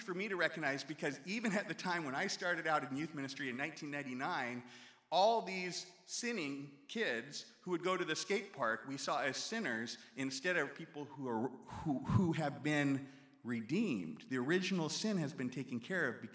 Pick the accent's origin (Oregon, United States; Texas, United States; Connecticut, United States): Oregon, United States; now in Lancaster, United States; in all my years growing up in the Nazarene Church in Oregon